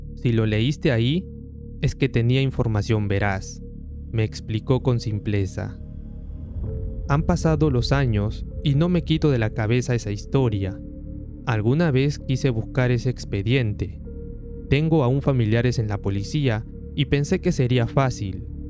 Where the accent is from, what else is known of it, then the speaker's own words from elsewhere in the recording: Peru; quienes somos de Perú